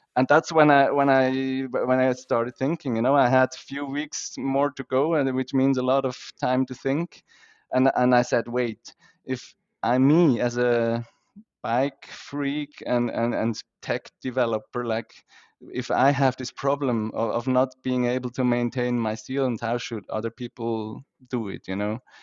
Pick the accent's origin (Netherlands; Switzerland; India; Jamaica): Switzerland; I grew up in Switzerland